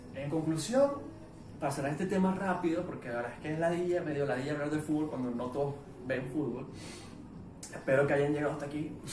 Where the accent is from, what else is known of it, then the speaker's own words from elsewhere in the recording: Venezuela; soy venezolano